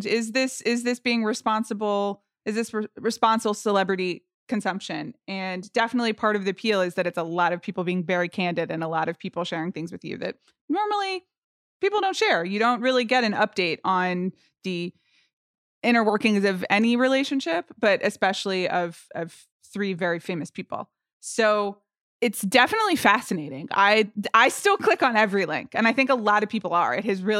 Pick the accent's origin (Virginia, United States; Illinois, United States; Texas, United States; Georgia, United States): Georgia, United States; Atlanta; I grew up in Atlanta, Georgia, and had a real connection to the …' early albums when I was